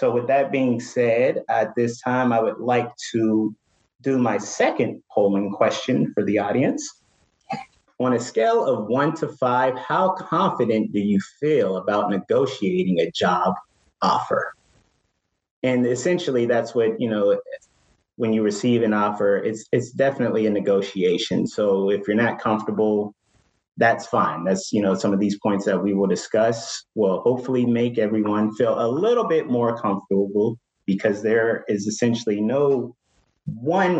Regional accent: Pittsburgh, Pennsylvania, United States; moved away; I'm originally from Pittsburgh

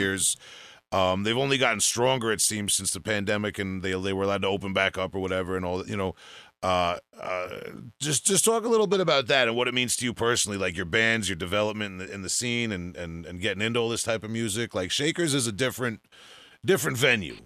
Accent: Huntington Station, New York, United States; I'm from Huntington Station

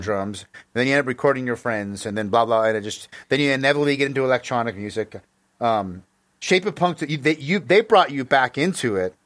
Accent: United States; I grew up in America

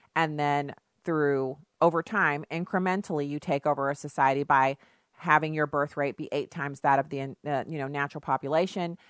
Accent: United States; first language English; to me being an American, to me being able to serve in the military, to me being able to claim this country as my birthright

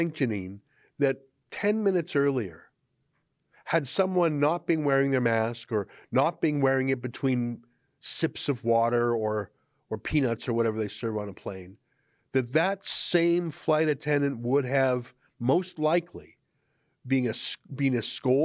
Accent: Canada; as a Canadian

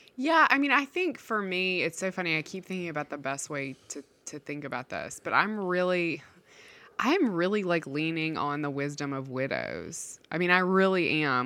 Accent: Mississippi, United States; I grew up in Mississippi

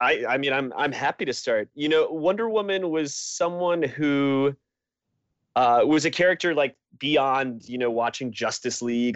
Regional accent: Connecticut, United States; I grew up in Connecticut

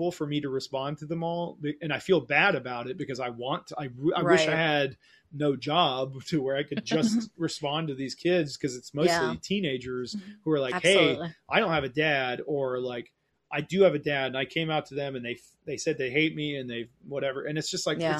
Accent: Oglethorpe County, Georgia, United States; also born or lived in Berlin, Germany / California; I grew up in Oglethorpe County, Georgia

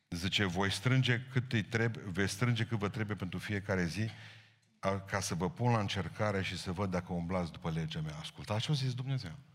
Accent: Romania; îmi place că sunt român

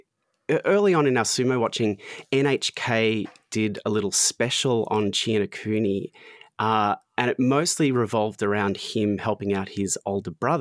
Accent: Australia; accent: Australian; I'm Australian

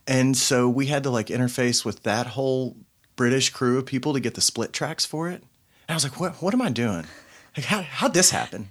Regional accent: Knoxville, Tennessee, United States

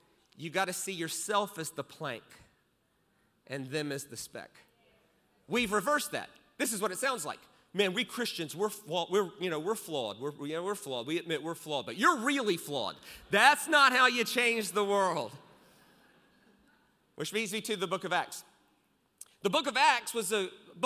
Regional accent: United States; I'm American

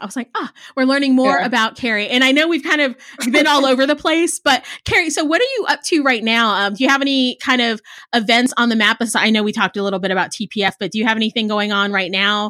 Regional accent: Texas, United States; I'm going to say this as a Texan

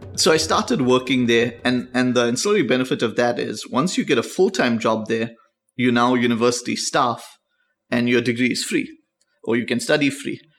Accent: South Africa; South Africa is pretty perfect. Like, it, it was perfect, so it had its issues. But, I mean, it, it was an interesting time for us to grow up

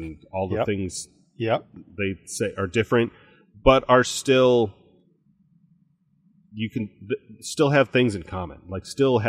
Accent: Virginia, United States; I am from Virginia on the coast, but there's also the sounds and other water there. And we have these boats and my dad had this boat and I do this boat.

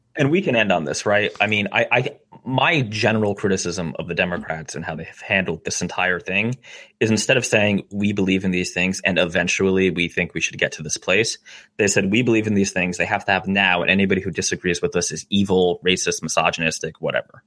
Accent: New Jersey, United States; I'm from New Jersey

